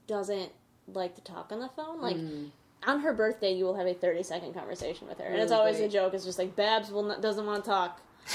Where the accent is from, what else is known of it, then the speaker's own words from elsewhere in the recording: New Lenox, Illinois, United States; first language English; now in Chicago, United States; I grew up in New Lenox, Illinois, which is, like, kind of a rural town, just 30 miles south of here